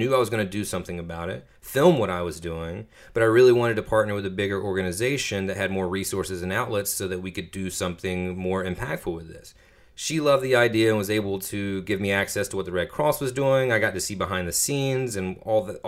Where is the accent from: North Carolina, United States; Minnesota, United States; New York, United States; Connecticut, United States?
North Carolina, United States; Washington; now in Durham, United States; my friends back home in Little Washington, my hometown, and surrounding areas